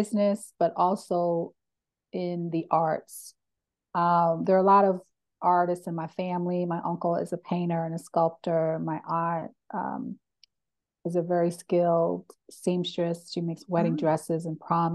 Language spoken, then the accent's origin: English; Philadelphia, Pennsylvania, United States; moved away; I'm originally from Philadelphia, which is a very culturally rich city